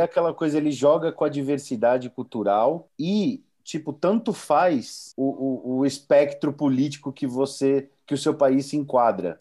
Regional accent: São Paulo, Brazil; Eu, como paulistano

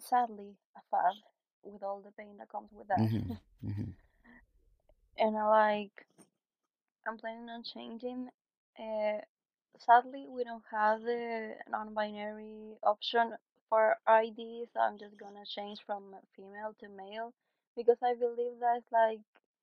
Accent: Chile; English is a second language; I am from Chile in South America.

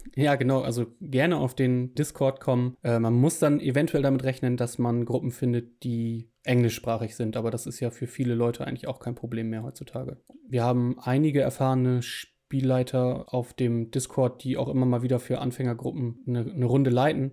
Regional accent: Germany; ich als Deutsche

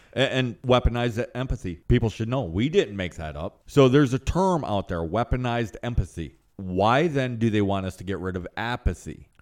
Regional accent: United States; first language English; I was raised here in America, but I was raised sideways of society.

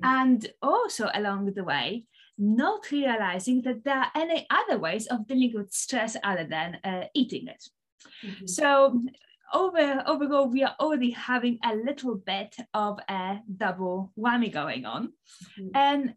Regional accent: Poland; English is a second language; moved away as an adult; also born or lived in Aberdeen, Scotland; Poland, because that's where I'm from, as you can probably tell by the by the, by the funny accent.

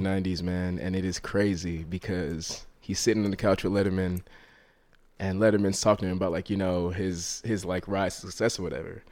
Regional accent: Rockland County, New York, United States; also born or lived in Harlem, New York City; born in Harlem, raised in Rockland County, which is like a suburb, an hour north of here.

